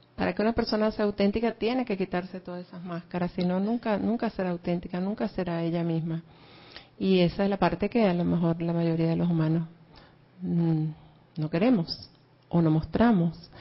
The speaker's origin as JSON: {"language": "Spanish", "country": "Venezuela", "tie": "born or raised there", "moved": "yes", "said": "yo nací en un pueblito por allá de Venezuela donde, bueno, e, era un campo petrolero, pero es un pueblito"}